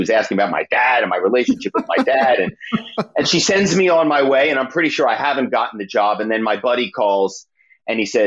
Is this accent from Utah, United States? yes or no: no; Philadelphia, Pennsylvania, United States; moved away as an adult; also born or lived in New York; now in Malibu, United States; I'm from Philadelphia.